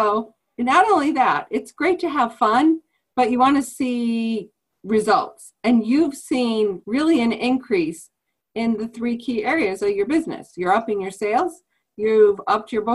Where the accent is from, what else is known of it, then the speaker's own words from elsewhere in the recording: Rochester, New York, United States; from Rochester, New York, my hometown